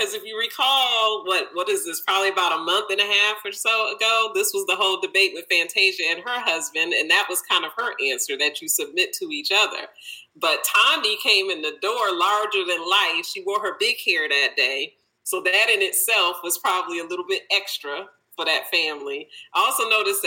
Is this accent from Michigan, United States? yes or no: yes; Detroit, Michigan, United States; I'm from Detroit. We are larger than life personality-wise.